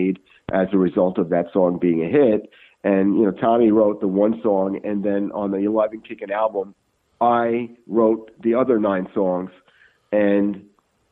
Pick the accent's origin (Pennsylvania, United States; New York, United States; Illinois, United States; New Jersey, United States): New York, United States; New York City; I was a kid growing up in Brooklyn.